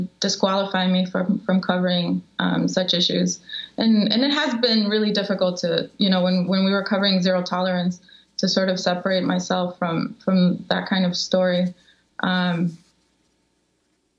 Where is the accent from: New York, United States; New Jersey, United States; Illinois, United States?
Illinois, United States; Chicago; also born or lived in Mexico; growing up in Chicago